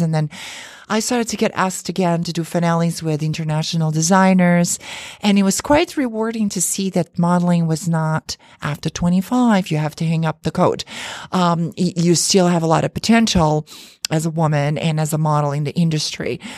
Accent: Azores, Portugal; now in New York City, United States; where I was born in the Azure Islands. Um, it's a group of islands off the coast of Portugal

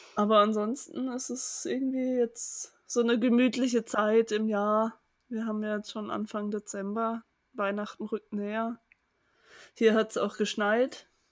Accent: Germany; ich bin ja in der Nähe von Hamburg aufgewachsen

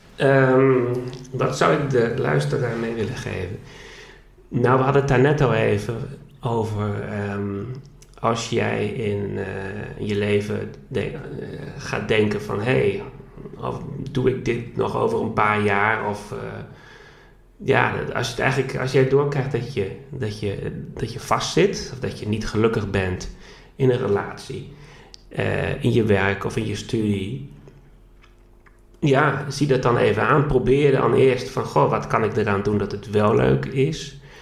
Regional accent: Groningen, Netherlands; moved away as an adult; also born or lived in Barcelona; dat ik Groningen ook heel erg mis, waar ik vandaan kom

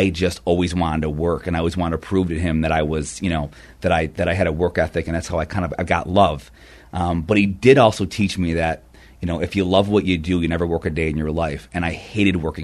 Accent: Rochester, New York, United States; I'm from upstate Rochester, New York

